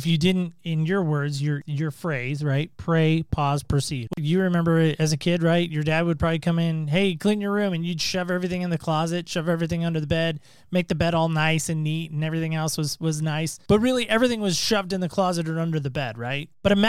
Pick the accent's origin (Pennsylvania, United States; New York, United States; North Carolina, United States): North Carolina, United States; Camp Lejeune; And I was born in Camp Lejeune, North Carolina. That explains the Carolina connection.